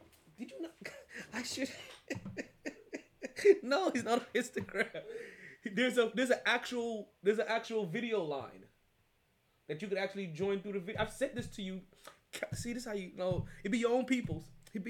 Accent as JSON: {"language": "English", "town": "New York City", "region": "New York", "country": "United States", "said": "I'm from Brooklyn all day, baby."}